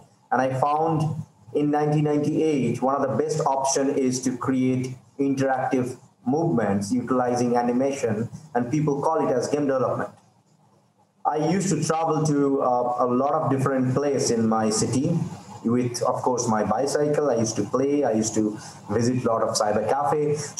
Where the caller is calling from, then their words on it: India; Well, I'm from India at the moment, stuck here, of course, because of COVID.